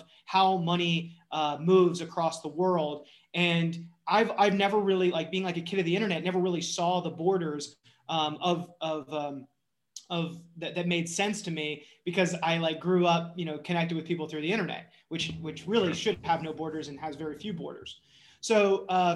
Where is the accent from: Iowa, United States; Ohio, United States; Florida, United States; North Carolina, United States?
North Carolina, United States; I was born and raised in North Carolina